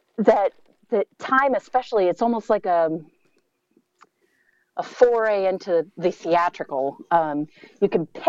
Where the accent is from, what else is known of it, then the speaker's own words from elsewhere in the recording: Maine, United States; moved away as an adult; also born or lived in Minnesota; I grew up in Maine